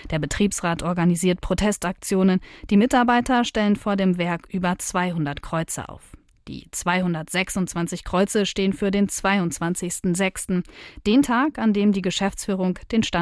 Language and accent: German; Spain; now in Germany; Ich komme aus Spanien, ist ja klar, dass ich dann auch